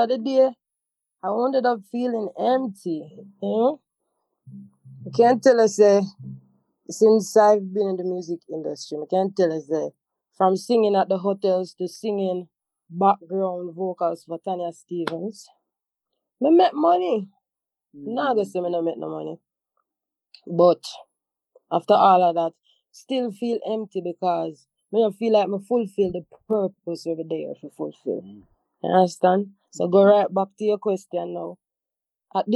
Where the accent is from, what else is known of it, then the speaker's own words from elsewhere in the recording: Montego Bay, Saint James, Jamaica; I had to go back to Montego Bay, to my home, my hometown, my mother house